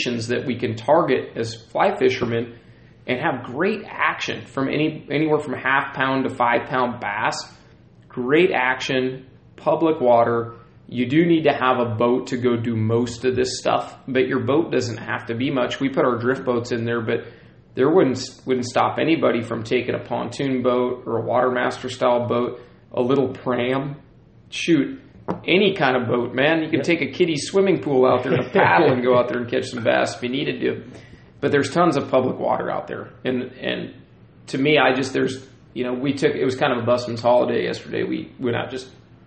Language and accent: English; South Puget Sound, Washington, United States; I grew up in the South Puget Sound area